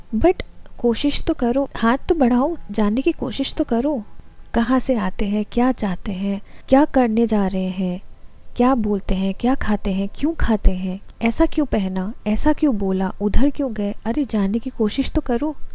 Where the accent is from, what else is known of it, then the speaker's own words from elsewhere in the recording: Assam, India; moved away; जब से मैं नॉर्थ ईस्ट से बाहर कदम रखा है